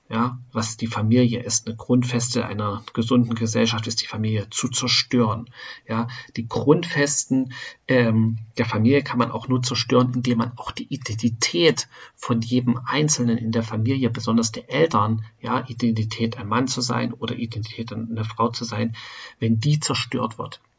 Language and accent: German; Germany; Ja, wir als Deutsche ähm, oder ich bin in Deutschland geboren, in Deutschland aufgewachsen.